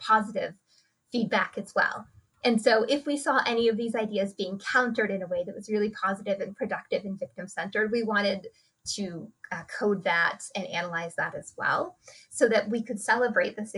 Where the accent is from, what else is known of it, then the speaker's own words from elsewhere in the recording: United States; I grew up here in the United States